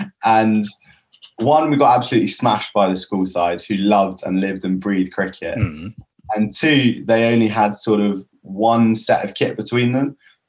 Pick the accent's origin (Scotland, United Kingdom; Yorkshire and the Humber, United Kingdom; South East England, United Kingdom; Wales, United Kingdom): South East England, United Kingdom; Sussex; I'm from Sussex, support Sussex cricket as well. So that's my stomping grounds.